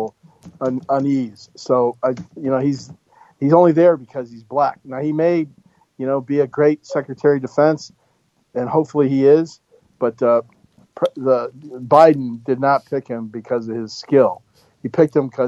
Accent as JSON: {"language": "English", "town": "Hartford", "region": "Connecticut", "country": "United States", "moved": "yes", "lives_now": "San Clemente, United States", "said": "I'm from Hartford"}